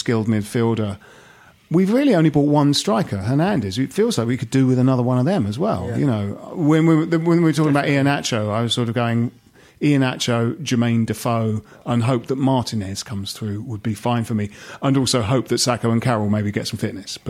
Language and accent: English; Bromley, London, United Kingdom; Jim and I went because we grew up in Bromley